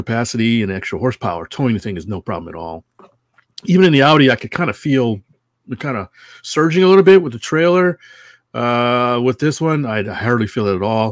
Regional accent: Connecticut, United States; now in California, United States; I'm from Connecticut. I have a lot of family there

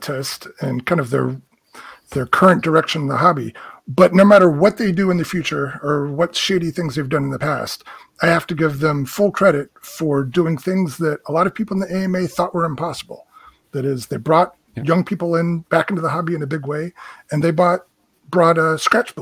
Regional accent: United States; as an American

